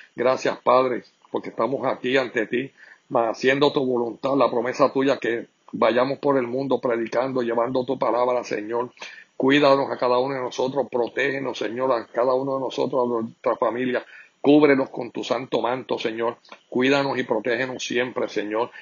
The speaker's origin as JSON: {"language": "Spanish", "country": "Puerto Rico", "said": "como todo puertorriqueño"}